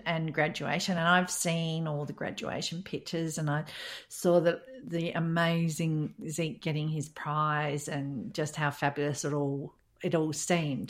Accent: Renmark, South Australia, Australia; where I grew up in Remark, there was a flood in 1956

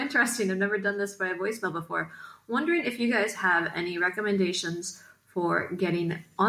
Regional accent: United States; moved away; I'm American

